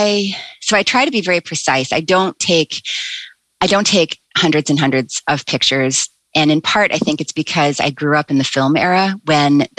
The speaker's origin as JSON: {"language": "English", "country": "United States", "said": "I'm an American"}